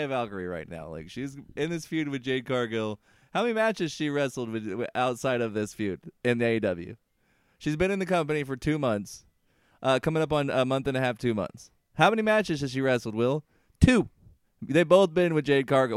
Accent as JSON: {"language": "English", "region": "Indiana", "country": "United States", "accent": "Hoosier", "said": "my Hoosier accent"}